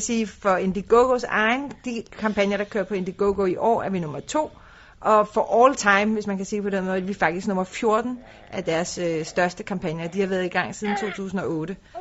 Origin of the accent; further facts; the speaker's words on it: Denmark; vi kommer fra Danmark, som er en cyklenation